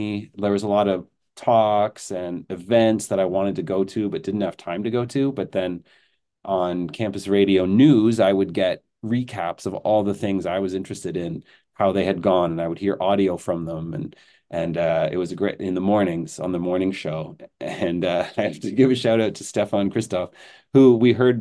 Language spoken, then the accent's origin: English; Belleville, Ontario, Canada; moved away as an adult; also born or lived in Montreal; now in Kingston, Canada; I grew up in Belleville, Ontario, so close to Kingston